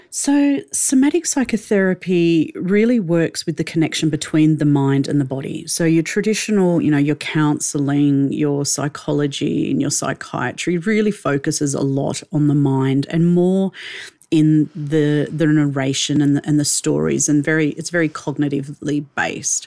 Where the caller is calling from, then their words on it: Melbourne, Victoria, Australia; calling in from Melbourne in Australia